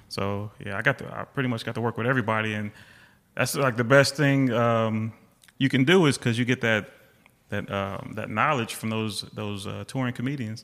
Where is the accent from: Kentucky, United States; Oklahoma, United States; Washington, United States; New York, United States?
Washington, United States; Seattle; moved away; I was born in Seattle. My mom still lives there.